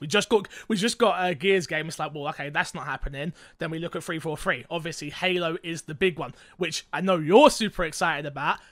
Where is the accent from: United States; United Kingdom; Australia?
United Kingdom; I'm British.